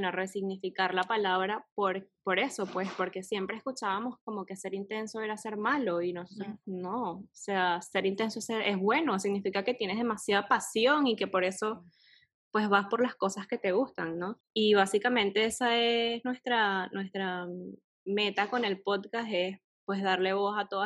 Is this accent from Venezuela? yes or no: yes; Venezuela; now in Panama; eh, soy venezolana, vivo en Panamá